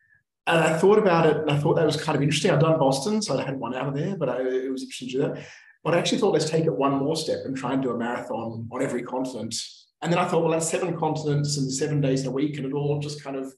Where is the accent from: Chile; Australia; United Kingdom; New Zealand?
Australia; Because I come from Australia, there's no real snow in Australia.